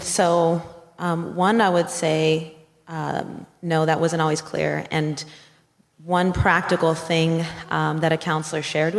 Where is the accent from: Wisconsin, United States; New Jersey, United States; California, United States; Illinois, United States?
California, United States; now in Colorado Springs, United States; I'm originally from California, but I live and work in Colorado Springs at the Olympic Training Center.